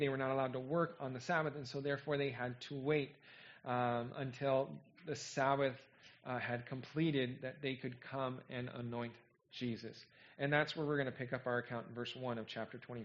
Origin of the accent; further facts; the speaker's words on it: California, United States; moved away as an adult; I'm from California, but I haven't lived there in a long time